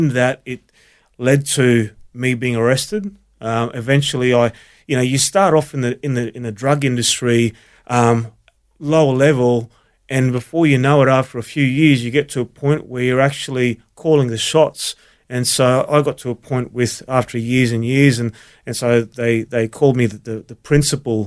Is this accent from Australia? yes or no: yes; Brisbane, Queensland, Australia; also born or lived in Melbourne, Victoria; raised in Brisbane